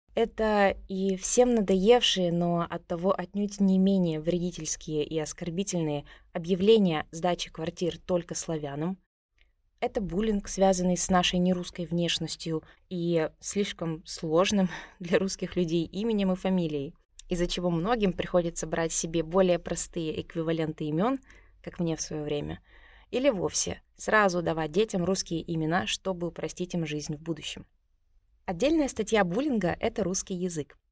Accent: Tuva, Russia; из Тувы

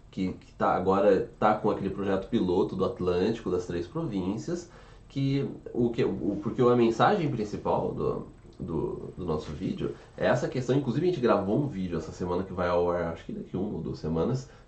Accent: São João da Boa Vista, São Paulo, Brazil; San John, eu sou de São João.

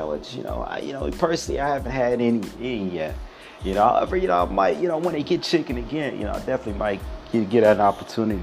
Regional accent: Detroit, Michigan, United States; I'm from Detroit City, Detroit, Michigan, that is, Motor City, Rome. Yeah, that's the city I'm from.

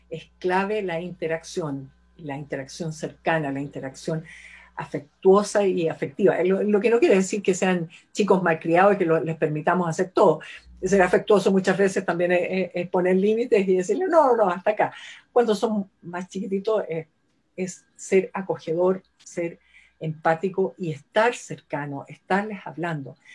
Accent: Chile; somos chilenos, así que es .cl.

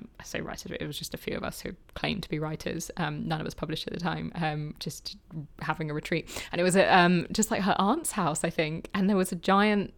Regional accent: London, United Kingdom; moved away as an adult; also born or lived in Bath; I grew up in London. I was always just in London

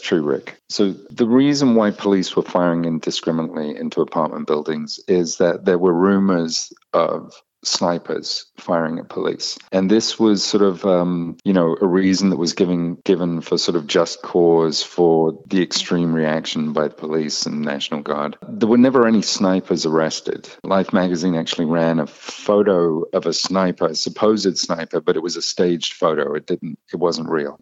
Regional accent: United Kingdom; moved away; I'm British.

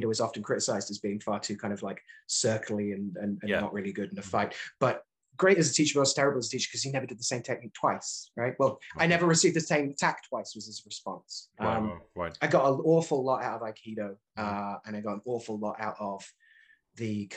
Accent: Birmingham, West Midlands, United Kingdom; moved away as an adult; also born or lived in Leeds, United Kingdom / New York, United States; now in New England, United States; I grew up in Birmingham

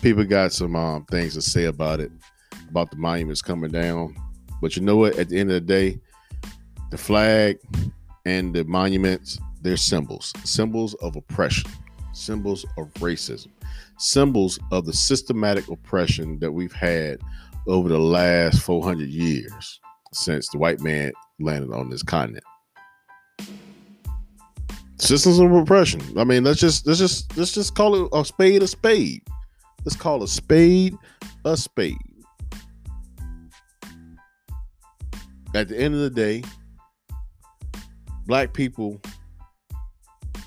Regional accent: Henderson, United States; my hometown of Henderson

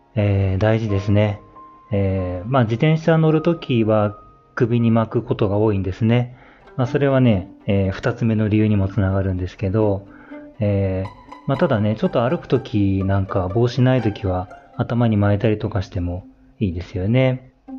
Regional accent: Niigata, Japan; moved away; 新潟出身なんですけど、新潟に帰ると

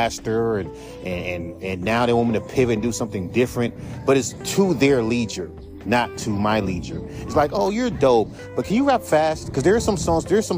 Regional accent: West Coast, United States; I'm from the West Coast

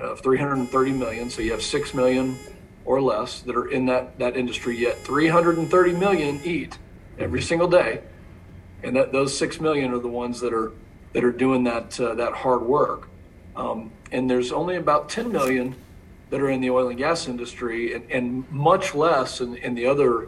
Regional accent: San Angelo, Texas, United States; I grew up in San Angelo, and our family's been involved in ranching for seven generations

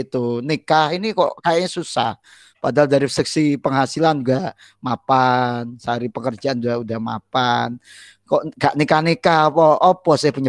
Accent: Pasuruan, East Java, Indonesia; Saya dari dulu kan asli saya Pasuruan nih.

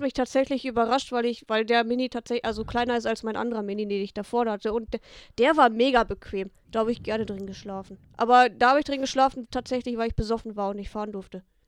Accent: Harsewinkel, North Rhine-Westphalia, Germany; ich bin ja hier auch aufgewachsen, Münsterland, Ostwestfalen, Lippe, ich bin ja so auf der Grenze

